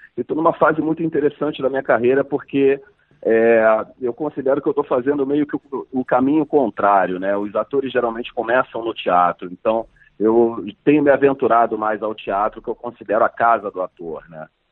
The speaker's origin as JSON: {"language": "Portuguese", "country": "Brazil", "said": "representar o meu país é, mundo afora, né, como, como brasileiro, como ator brasileiro"}